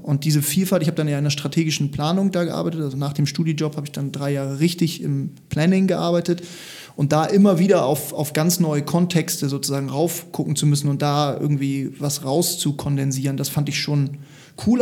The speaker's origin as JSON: {"language": "German", "region": "Hamburg", "country": "Germany", "tie": "born or raised there", "also_born_or_lived": "Lüneburg", "said": "Ich bin Hamburger, ich bin tatsächlich hier groß geworden"}